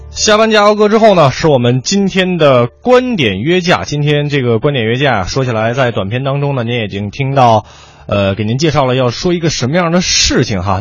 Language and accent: Chinese; Huairou, Beijing, China; also born or lived in Tongzhou, Beijing; 我的老家怀柔